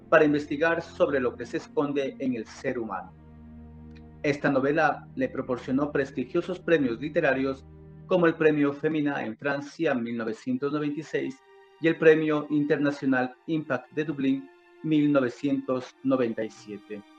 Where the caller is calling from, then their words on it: Loja, Ecuador; le saludo cordialmente desde Loja, Ecuador.